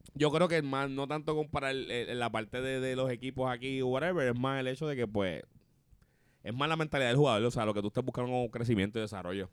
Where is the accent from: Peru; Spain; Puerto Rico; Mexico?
Puerto Rico